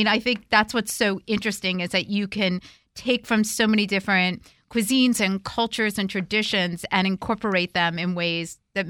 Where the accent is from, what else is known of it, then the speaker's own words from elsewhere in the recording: the North, Northern United States, United States; as a Northerner who did not grow up, like, making biscuits with my grandmother